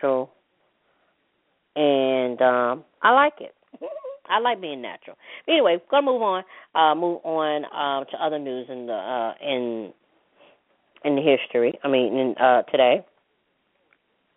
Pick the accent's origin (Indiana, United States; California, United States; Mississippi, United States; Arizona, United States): Mississippi, United States; I'm a Mississippi American, put it that way, okay, because I was born in Mississippi